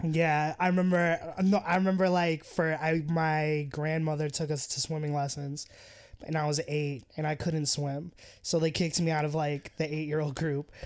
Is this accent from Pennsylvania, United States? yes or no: no; Acton, Massachusetts, United States; also born or lived in Hull, Massachusetts / Cambridge, Massachusetts; I was born in, in Hall, Mass, and I grew up in Acton, Mass.